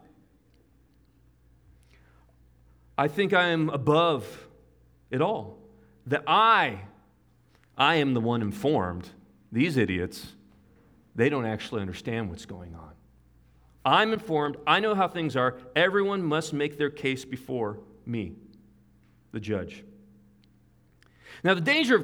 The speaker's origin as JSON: {"language": "English", "country": "United States", "said": "I am an American"}